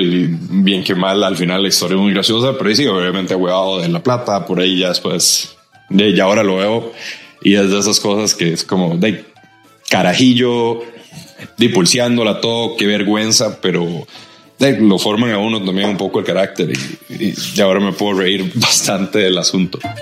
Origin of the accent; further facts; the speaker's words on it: Costa Rica; como buenos ticos